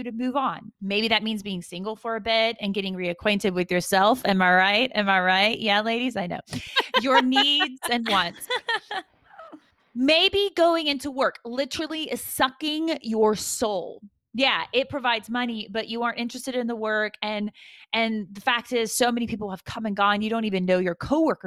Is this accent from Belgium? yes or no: no; United States